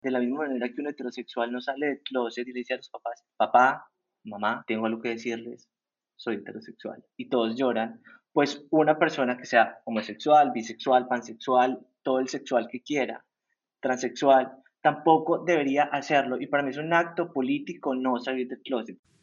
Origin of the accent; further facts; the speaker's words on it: El Santuario, Antioquia, Colombia; now in Medellín, Colombia; yo no crecí en Medellín, sino en un pueblo en el oriente que se llama El Santuario